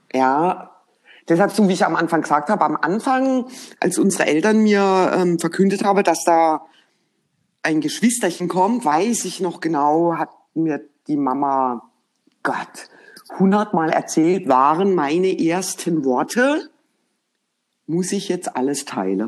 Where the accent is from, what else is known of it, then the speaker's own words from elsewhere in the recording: Germany; uns direkt als Deutsche erkannt hat